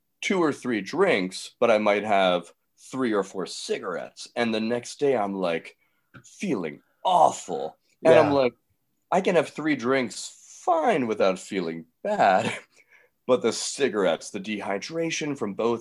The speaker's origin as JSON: {"language": "English", "town": "Atlanta", "region": "Georgia", "country": "United States", "also_born_or_lived": "New York", "moved": "as an adult", "said": "I went to Manhattanville College in New York, and I was from Atlanta"}